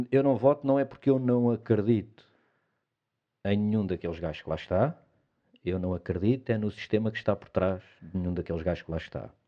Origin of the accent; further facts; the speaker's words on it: Portugal; eu estava a dizer que somos um bocadinho assim, acho como portugueses.